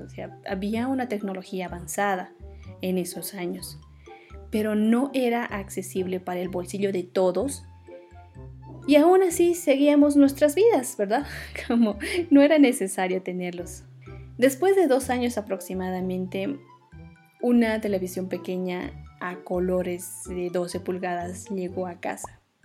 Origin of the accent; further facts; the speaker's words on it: Oruro, Bolivia; en la ciudad de Oruro, donde yo nací, donde crecí